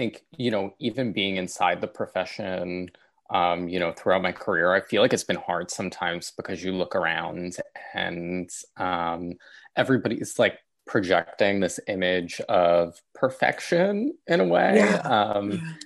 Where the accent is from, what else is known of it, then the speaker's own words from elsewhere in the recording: New York City, New York, United States; I grew up in South Brooklyn in New York